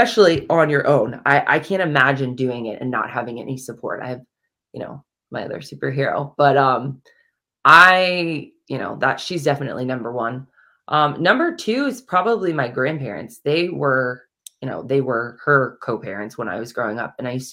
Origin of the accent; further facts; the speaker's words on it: Kansas City, Missouri, United States; moved away; I actually grew up in Kansas City, Missouri, so I'm not from the East Coast at all